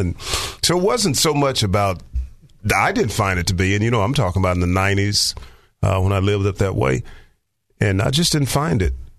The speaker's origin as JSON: {"language": "English", "region": "Arkansas", "country": "United States", "also_born_or_lived": "Maryland / New Jersey", "moved": "as an adult", "said": "I've lived in several different states, and, you know, coming from Arkansas and moving to Maryland, then to New Jersey."}